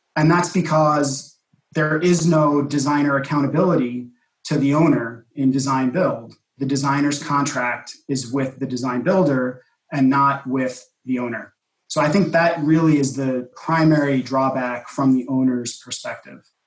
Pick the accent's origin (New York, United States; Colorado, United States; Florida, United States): New York, United States; New York City; my hometown of New York City